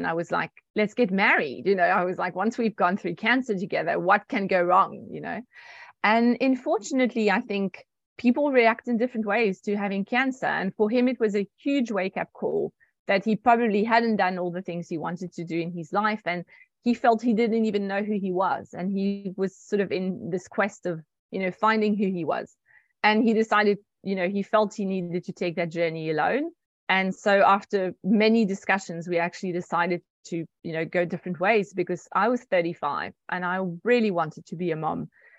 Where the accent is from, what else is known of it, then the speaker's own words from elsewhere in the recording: France; And I was like, not at all. I'm French. But yes, I'm also South African through my mom.